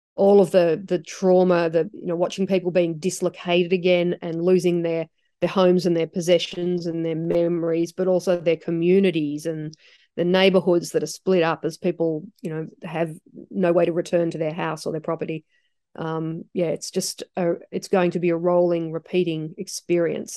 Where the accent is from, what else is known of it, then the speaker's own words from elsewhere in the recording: Australia; I've grown up in Australia. This is my home country